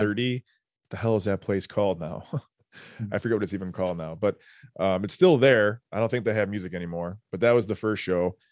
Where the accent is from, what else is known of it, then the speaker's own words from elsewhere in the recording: New Lenox, Illinois, United States; we grew up in New Lenox